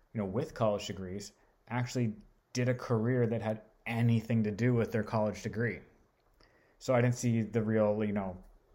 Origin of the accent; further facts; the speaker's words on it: Southern California, United States; moved away as an adult; I lived in Southern California in the suburbs of Hollywood and Burbank.